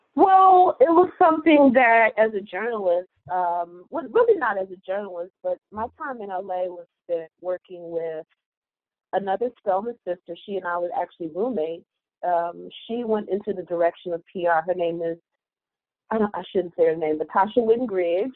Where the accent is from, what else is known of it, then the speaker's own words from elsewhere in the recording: Detroit, Michigan, United States; moved away as an adult; also born or lived in Atlanta; I'm from Detroit